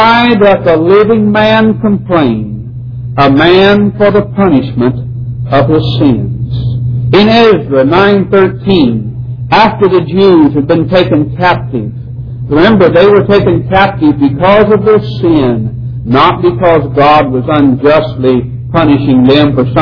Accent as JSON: {"language": "English", "country": "United States", "said": "as an American people"}